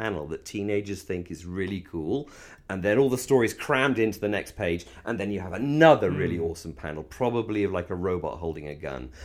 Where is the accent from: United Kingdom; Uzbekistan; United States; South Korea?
United Kingdom; England